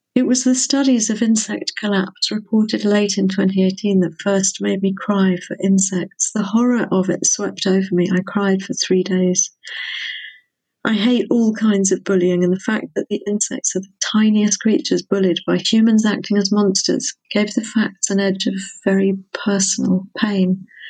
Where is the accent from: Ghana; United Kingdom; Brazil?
United Kingdom; England; moved away as an adult; now in Wales, United Kingdom; I'm mostly English, partly Welsh, and I've lived in Wales for decades.